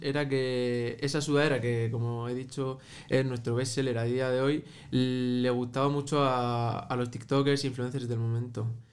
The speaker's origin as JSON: {"language": "Spanish", "town": "Murcia", "region": "Region of Murcia", "country": "Spain", "tie": "born or raised there", "said": "tanto yo como mi hermano somos de origen marroquí, eh, nacidos en Murcia, pero de origen marroquí"}